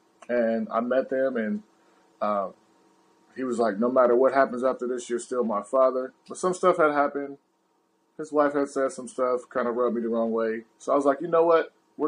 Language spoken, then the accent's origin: English; Louisiana, United States; born there; He's like 15 minutes away from where I was born in Louisiana.